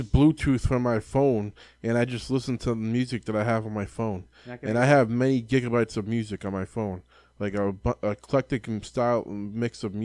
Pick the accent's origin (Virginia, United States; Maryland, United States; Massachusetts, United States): Massachusetts, United States; Lawrence; I was born in Lawrence, which is like Dominican Republic, basically.